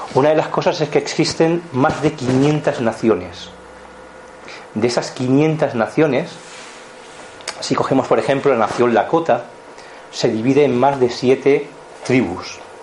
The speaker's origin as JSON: {"language": "Spanish", "area": "Montseny", "region": "Catalonia", "country": "Spain", "tie": "born or raised there", "also_born_or_lived": "Barcelona", "said": "nací en Cataluña, en Barcelona, formo parte del Montseny, de las montañas del Montseny, porque es donde yo me he criado"}